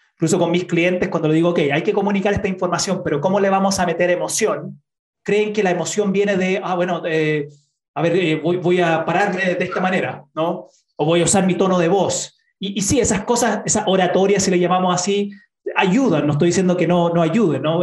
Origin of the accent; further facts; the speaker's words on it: Utah, United States; now in Chile; Nací en Chile, pero mi familia se fue a los Estados Unidos, a Utah